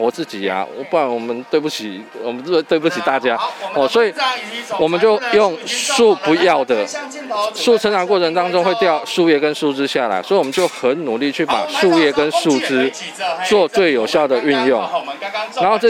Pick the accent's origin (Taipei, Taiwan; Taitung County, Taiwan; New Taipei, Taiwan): Taitung County, Taiwan; Taitung; 那我是台东人，所以那个自然的环境是我们印象中很重要的回忆